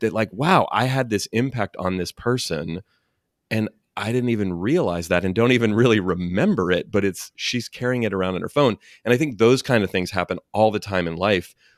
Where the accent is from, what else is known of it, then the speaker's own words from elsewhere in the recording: Oakland, California, United States; born and raised in Oakland, not far and from where you live. And, yeah, still live here in the Bay Area